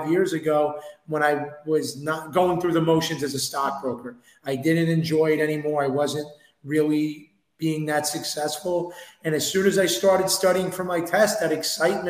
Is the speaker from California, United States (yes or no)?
no; New York, United States; I'm from New York. I'm from Queens, New York